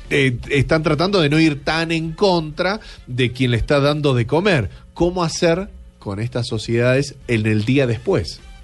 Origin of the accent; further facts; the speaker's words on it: Argentina; yo soy de la Argentina